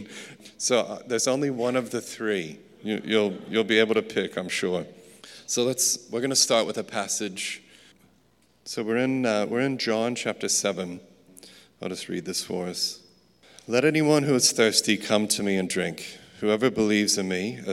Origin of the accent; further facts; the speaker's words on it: West Texas, United States; I grew up in West Texas